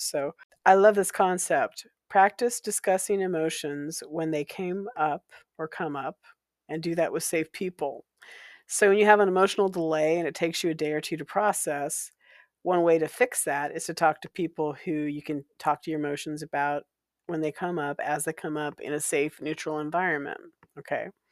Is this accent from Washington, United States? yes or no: yes; Walla Walla, Washington, United States; while I was growing up in Walla Walla, Washington